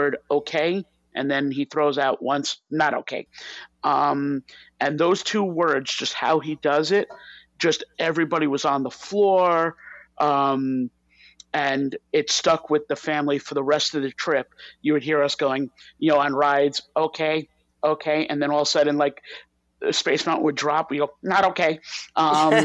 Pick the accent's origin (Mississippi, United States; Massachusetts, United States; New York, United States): New York, United States; a New Yorker